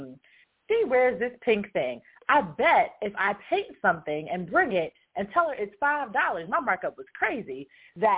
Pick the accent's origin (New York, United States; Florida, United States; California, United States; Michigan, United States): New York, United States; I grew up in New York, and I designed jewelry mass market